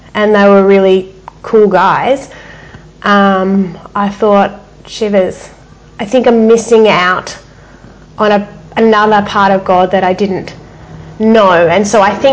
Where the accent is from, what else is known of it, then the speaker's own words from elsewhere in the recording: Perth, Western Australia, Australia; our family lived in Perth, so I'm originally from Western Australia